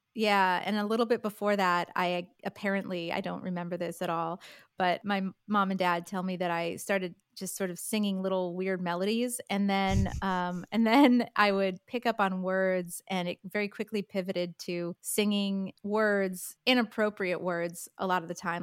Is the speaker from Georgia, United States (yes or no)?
no; upstate New York, United States; moved away as an adult; also born or lived in Michigan / Manhattan / London; now in Los Angeles, United States; I grew up in a small town in upstate New York